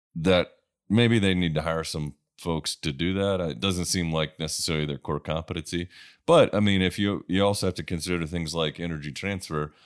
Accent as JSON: {"language": "English", "town": "Sullivan's Island", "region": "South Carolina", "country": "United States", "tie": "born or raised there", "moved": "yes", "said": "I come from South Carolina. Uh, the house I grew up in, uh, on Sullivan's Island"}